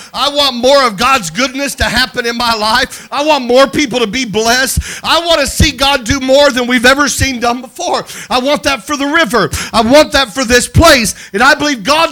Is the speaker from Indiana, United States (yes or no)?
yes; Crawfordsville, Indiana, United States; Crawfordsville, Indiana, my hometown, where I kind of grew up. We moved to the Midwest. I moved to Crawfordsville area, and it's where I went to high school and middle school